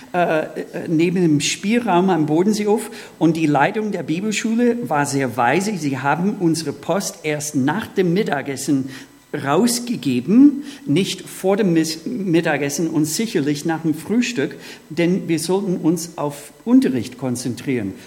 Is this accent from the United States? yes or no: yes; Minnesota, United States; moved away; Ich bin im Bundesstaat Minnesota aufgewachsen.